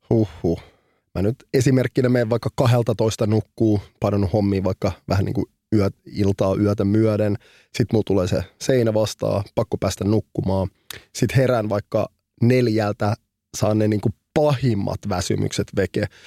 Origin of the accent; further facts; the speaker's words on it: Helsinki, Uusimaa, Finland; Mä oon kasvanut keskellä keskustaa Punavuoressa, eli Rööperissä.